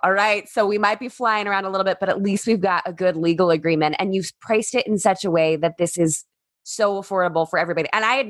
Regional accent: San Clemente, California, United States; I grew up in Southern California, right on the beach in San Clemente.

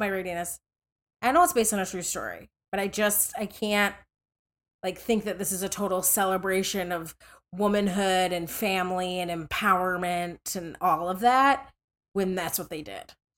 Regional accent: Minnesota, United States; I grew up in Minnesota

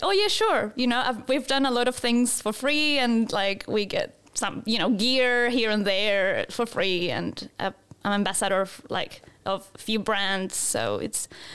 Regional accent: Santiago, Santiago Metropolitan Region, Chile; moved away as an adult; also born or lived in Gold Coast, Australia / Christchurch, New Zealand / Melbourne, Australia; now in New Zealand; I'm originally from Santiago, Chile. I lived there until I was 23 years old.

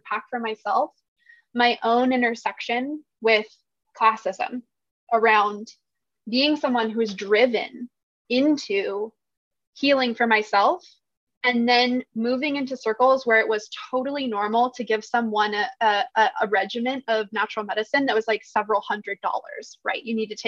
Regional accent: Washington, United States; moved away as an adult; now in Eugene, United States; I grew up in Washington State and in a really rural area. And then I moved to Eugene, Oregon about 5 or 6 years ago

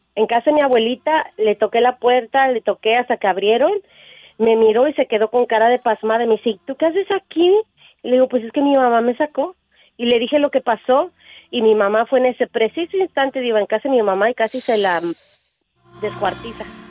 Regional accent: Mexico City, Mexico; soy de la Ciudad de México

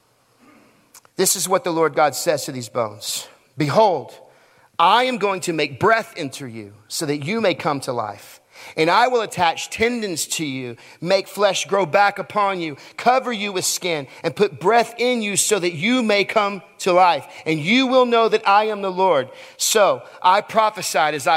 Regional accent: Texas, United States; I'm from Texas, so I say naked

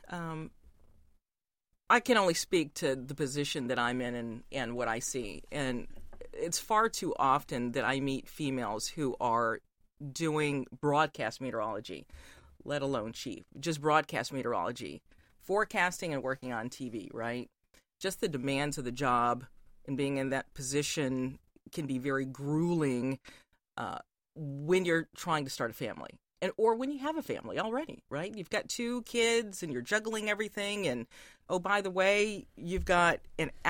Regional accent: Fort Bragg, North Carolina, United States; I grew up around Fort Bragg, North Carolina, which, if you, that's close to Pope

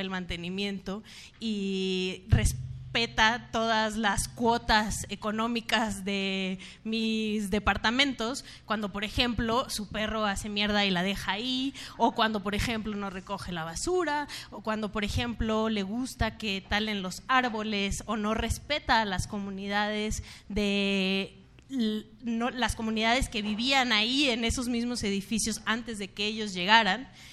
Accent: Sonora, Mexico; yo soy de Sonora

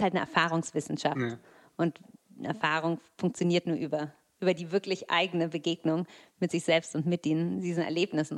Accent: Berlin, Germany; wir sind Berliner

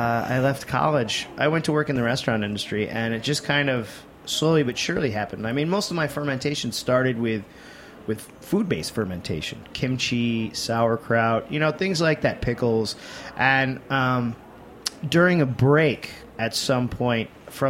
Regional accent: Mexico, New York, United States; moved away; we grew up in Apple Country

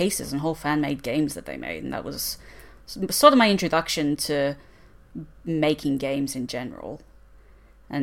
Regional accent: Australia

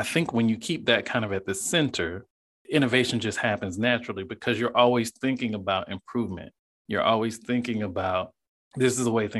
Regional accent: the South, United States; being born and raised in the South

